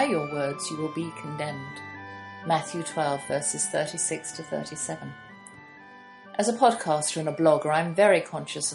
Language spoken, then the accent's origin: English; United Kingdom; I'm a British homeschooler with her own radio show